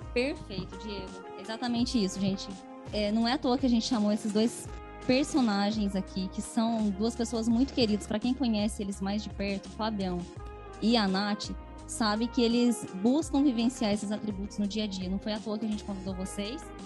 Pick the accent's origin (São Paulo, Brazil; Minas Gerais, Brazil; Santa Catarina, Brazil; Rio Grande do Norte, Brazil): Minas Gerais, Brazil; Machado; moved away; also born or lived in Campinas; sou mineira, diretamente de Machado, Minas Gerais